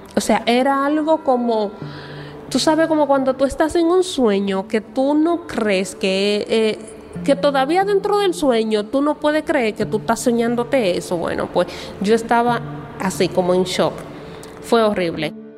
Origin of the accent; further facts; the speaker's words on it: Dominican Republic; legalmente no somos dominicanos en la misma categoría o nivel que todos los demás dominicanos